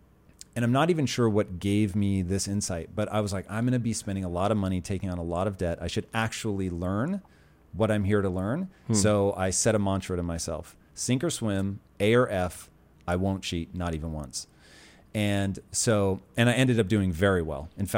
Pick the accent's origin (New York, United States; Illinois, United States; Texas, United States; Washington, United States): Washington, United States; Puyallup; So as a child of the 80s, growing up in Tacoma, and I really grew up on the edge of Tacoma. It's probably more accurate, even though my address really was Tacoma, it's more accurate to say I grew up in Puyallup.